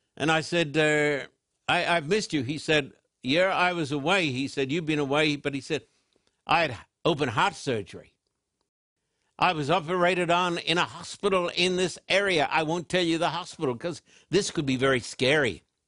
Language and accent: English; Brisbane, Queensland, Australia; as a little boy growing up in Brisbane, Queensland, Australia